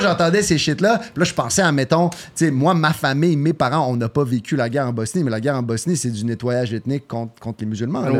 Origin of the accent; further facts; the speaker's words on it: Quebec, Canada; accent: Québécois; je suis né au Québec